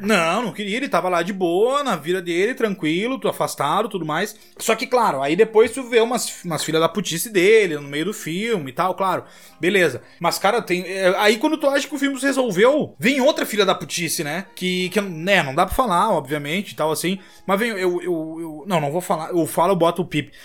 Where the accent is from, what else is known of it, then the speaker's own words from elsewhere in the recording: São Pedro do Sul, Rio Grande do Sul, Brazil; moved away as an adult; São Pedro do Sul é na cidade que a gente nasceu no Rio Grande do Sul